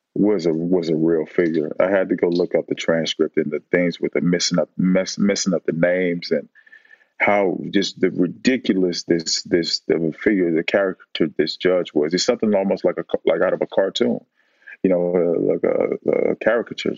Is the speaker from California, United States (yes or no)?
yes; Oakland, California, United States; I grew up in Oakland